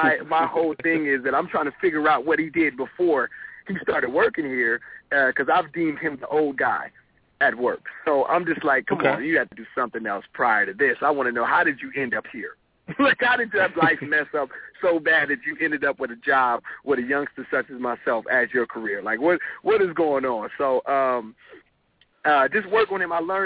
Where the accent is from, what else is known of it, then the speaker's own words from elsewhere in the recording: Compton, California, United States; I was raised in Compton until I was about 7 or 8